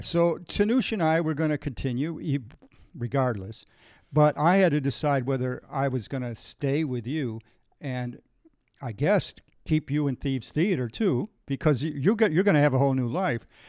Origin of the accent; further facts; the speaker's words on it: Lockport, Illinois, United States; I grew up in Lockport